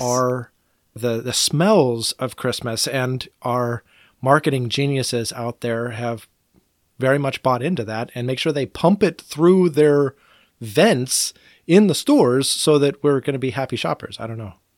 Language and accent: English; United States; I am an American